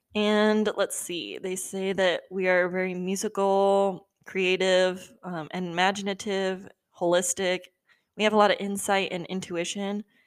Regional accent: Southern California, United States; I live in SoCal currently, and I've lived in SoCal my entire life.

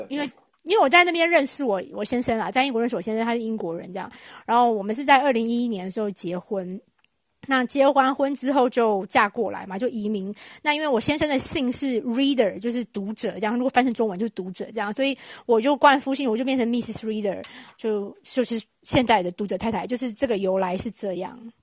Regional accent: Taiwan; moved away as an adult; now in United Kingdom; 我们台湾人

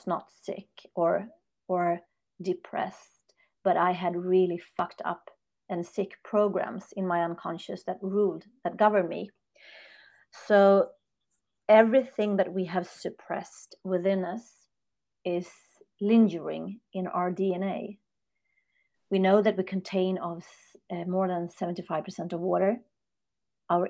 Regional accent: Sweden; I'm born and raised in Sweden, north of Europe

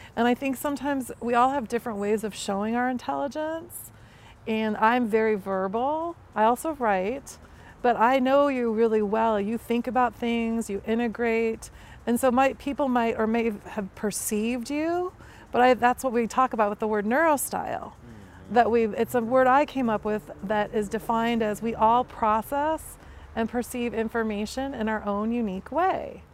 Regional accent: Chicago, Illinois, United States; I'm from Chicago

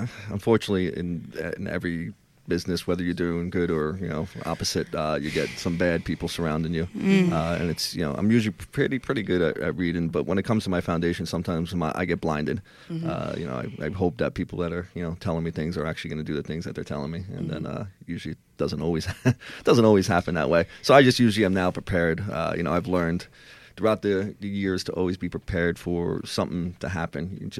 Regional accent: Ireland; I am Irish. I have a stubborn, you know, head a little bit.

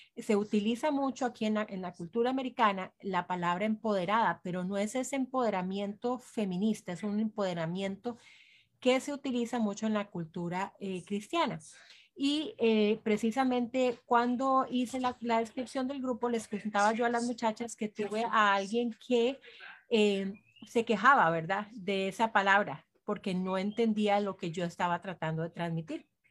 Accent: Costa Rica; somos eh, cinco ticas

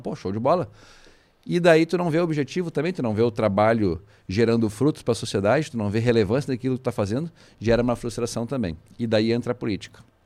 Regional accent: Viamão, Rio Grande do Sul, Brazil; now in Porto Alegre, Brazil; nasci em Porto Alegre, mas me criei em Jamó, acabei retornando aqui para o Rio Grande do Sul

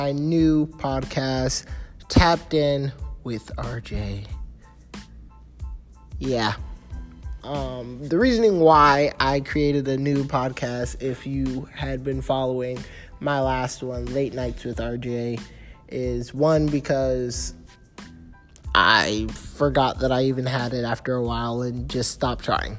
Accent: Gainesville, Florida, United States; I'm from Gainesville

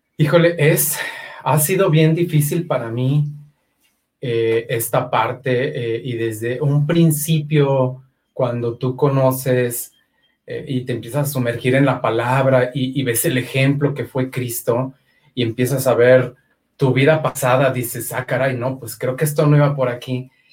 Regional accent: Aguascalientes, Mexico; soy nacido en Aguascalientes.

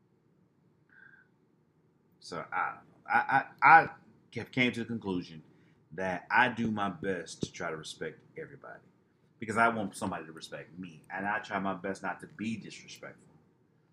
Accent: Detroit, Michigan, United States; we're both from Detroit

